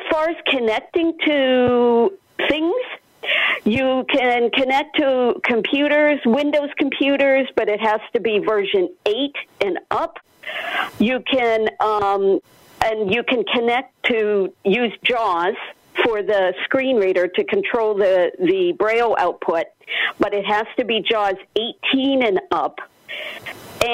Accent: Pennsylvania, United States; now in Alexandria, United States; from Alexandria, Virginia, originally from Pennsylvania

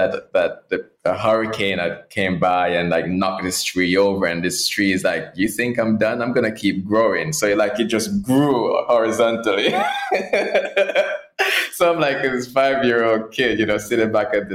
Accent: Portland, Jamaica; I grew up in Jamaica, in the islands, and rural Jamaica, a parish called Portland.

